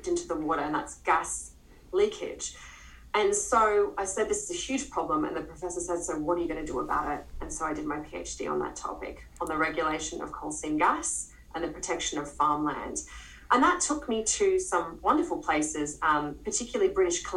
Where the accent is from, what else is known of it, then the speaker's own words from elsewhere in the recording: Queensland, Australia; moved away; I'm from Queensland originally, and I knew the area quite well